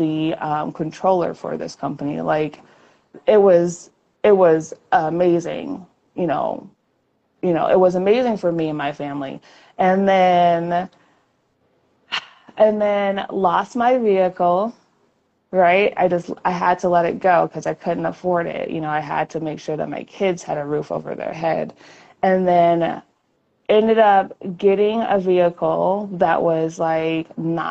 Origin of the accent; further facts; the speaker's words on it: Chicago, Illinois, United States; moved away as an adult; now in Las Vegas, United States; I'm originally from Chicago